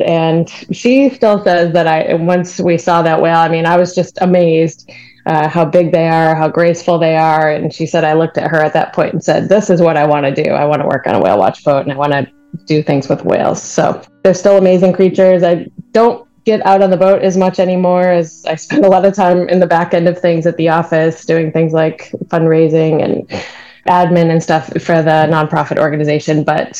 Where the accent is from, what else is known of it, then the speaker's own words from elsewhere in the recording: New York, United States; I grew up on Lake Ontario, though, with parents and grandparents that were avid boaters and just loved always being on the water